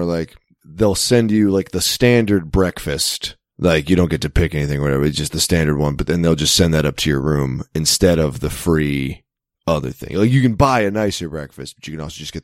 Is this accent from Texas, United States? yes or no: no; King of Prussia, Pennsylvania, United States; accent: Philly; moved away; also born or lived in Greenville; I grew up in King of Prussia. Not quite in the city proper, but I moved to Greenville